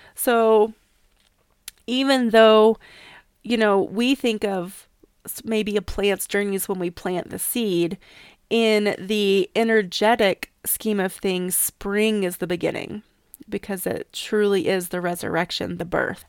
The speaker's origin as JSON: {"language": "English", "region": "East Tennessee", "country": "United States", "tie": "born or raised there", "moved": "yes", "lives_now": "Sierra Mountains, United States", "said": "I grew up in East Tennessee and it's still one of my favorite times to go back home"}